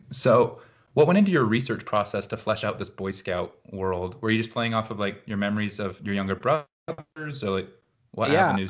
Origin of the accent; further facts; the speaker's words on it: Utah, United States; moved away; also born or lived in Missouri; I lived in Missouri for a couple of years as well. I grew up in Utah, also mm-hmm. a very conservative state.